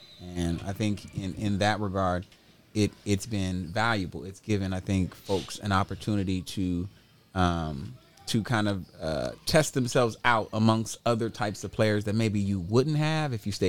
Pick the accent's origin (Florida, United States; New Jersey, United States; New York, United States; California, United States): California, United States; Sacramento; Northern California. And they're like, well, like, where exactly? I'm like, oh, well, in the Sacramento, like, well, no, that's kind of central.